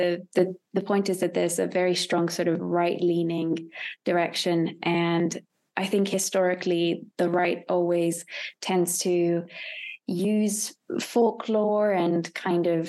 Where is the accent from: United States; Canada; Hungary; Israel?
Hungary; moved away as an adult; also born or lived in United Kingdom; I'm originally from Hungary, and I studied in the UK